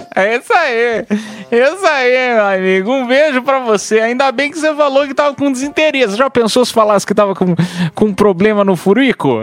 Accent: Piedade, São Paulo, Brazil; moved away; lá da minha cidade de Piedade

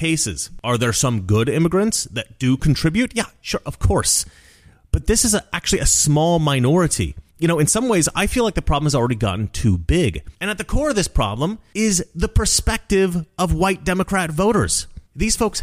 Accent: Oregon, United States; when I was a kid growing up in Oregon

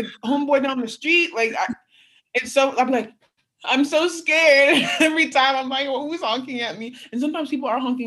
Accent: Rancho Cucamonga, California, United States; moved away as an adult; also born or lived in Zamora, Spain; now in Texas, United States; I'm from Rancho Cucamonga, but I live an hour from

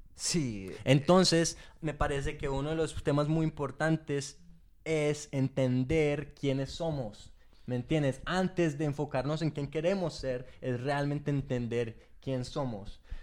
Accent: England, United Kingdom; yo nací en Inglaterra

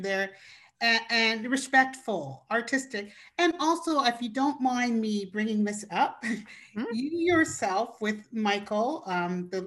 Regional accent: Canada

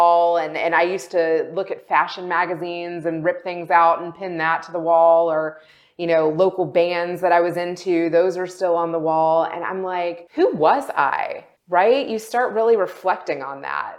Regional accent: Kentucky, United States; moved away as an adult; also born or lived in West Virginia / Chicago / Los Angeles; I grew up in Kentucky. I lived there my entire childhood

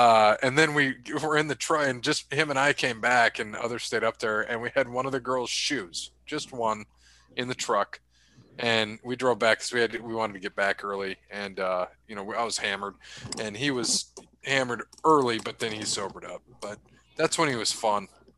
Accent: Winnipeg, Manitoba, Canada; I'm from Winnipeg, you idiot.

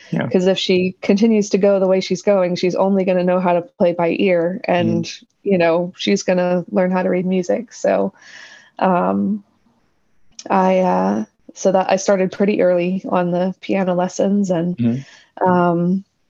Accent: Dothan, Alabama, United States; moved away as an adult; also born or lived in Birmingham, Alabama; now in Kansas, United States; I am an Alabama native, was born and raised in Dothan, Alabama

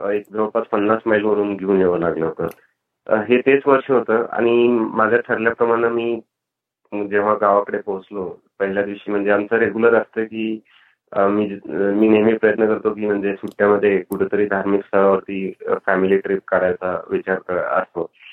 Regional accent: Latur, Maharashtra, India; moved away as an adult; now in California, United States; लातूरमध्ये किंवा माझ्या होमटाऊन मध्ये डबल रेनफॉल होता

